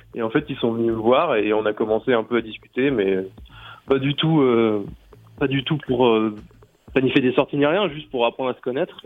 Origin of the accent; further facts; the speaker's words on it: France; je suis français et au fait j'habite à deux minutes